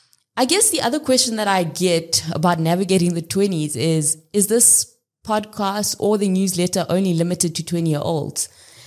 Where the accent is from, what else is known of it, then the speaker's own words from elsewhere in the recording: South Africa; I grew up in South Africa, literally across the country. I lived in 7 different cities across 5 different provinces, went to 7 different schools.